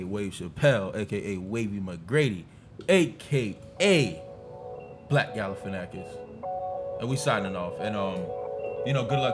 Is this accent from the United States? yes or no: no; Jamaica; I'm Jamaican.